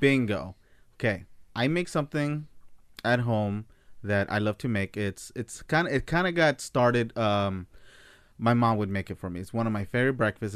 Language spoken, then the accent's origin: English; United States; I'm American